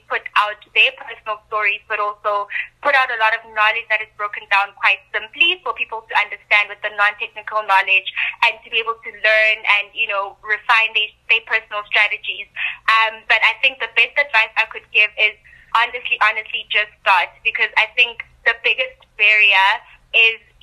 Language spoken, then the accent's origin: English; Soweto, Gauteng, South Africa; I'm originally from Soweto, which, you know, is a low-income area